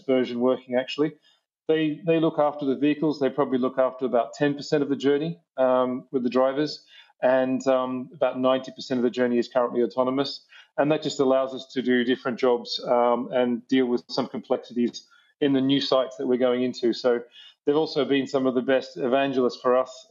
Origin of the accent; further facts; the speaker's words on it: New South Wales, Australia; I grew up in the middle of New South Wales, out in the back blocks in the outback there